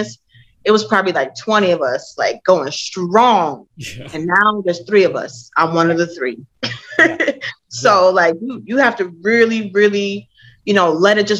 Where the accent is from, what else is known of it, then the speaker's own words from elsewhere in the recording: Minnesota, United States; moved away as an adult; I grew up in Minnesota.